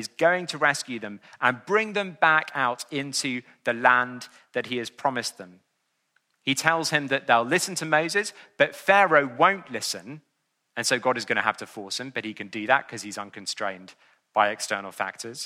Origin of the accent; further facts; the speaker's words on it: England, United Kingdom; I'm an Englishman living in the 21st century